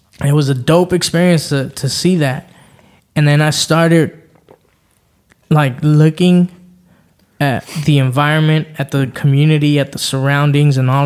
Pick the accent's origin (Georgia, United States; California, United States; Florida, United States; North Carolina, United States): California, United States; Los Angeles; I grew up in LA, right? I grew up in the hood. I grew up in the Crenshaw area